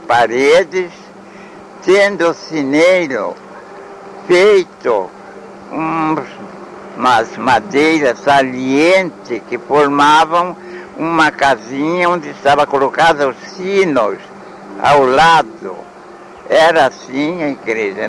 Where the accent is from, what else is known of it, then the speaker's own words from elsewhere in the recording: Salto, São Paulo, Brazil; fui batizado nessa igreja em 1903